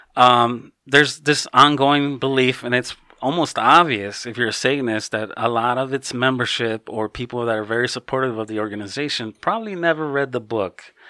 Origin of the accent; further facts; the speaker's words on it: Chicago, Illinois, United States; now in Hawaii, United States; my family's originally from Mexico. I was born and raised in Chicago